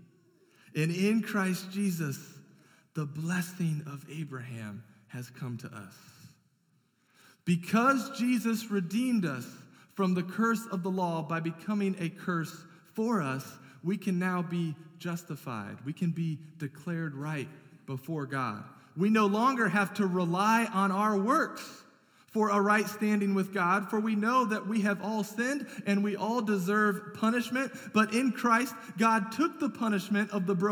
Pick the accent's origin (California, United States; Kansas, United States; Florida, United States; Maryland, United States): California, United States; moved away; I grew up out in California where we had rattlesnakes that were fairly common